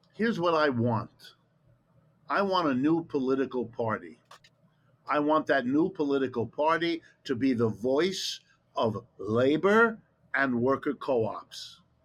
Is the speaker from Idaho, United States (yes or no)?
no; Ohio, United States; first language German; English is a second language; I, was born in Ohio